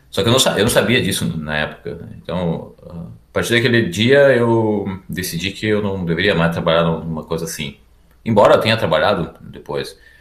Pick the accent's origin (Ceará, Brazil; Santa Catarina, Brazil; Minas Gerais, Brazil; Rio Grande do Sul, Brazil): Rio Grande do Sul, Brazil; Erechim; moved away as an adult; also born or lived in Porto Alegre; now in Germany; Eu sou do norte do Rio Grande do Sul. Ah, uma cidade chamada Erechim